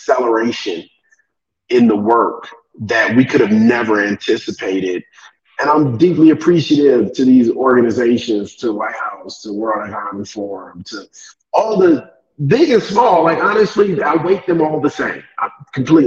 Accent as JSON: {"language": "English", "town": "Cleveland", "region": "Ohio", "country": "United States", "tie": "born or raised there", "moved": "as an adult", "lives_now": "Kenya", "said": "I'm from Cleveland, Ohio. So from the Midwest, but from an urban, you know, for those not from the States, the east side of Cleveland"}